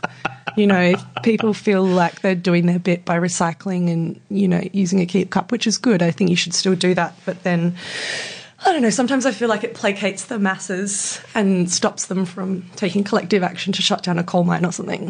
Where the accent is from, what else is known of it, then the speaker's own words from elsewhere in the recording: Fremantle, Western Australia, Australia; also born or lived in Newtown, Sydney / Marrickville, Sydney; now in Sydney, Australia; I grew up in Fremantle in WA.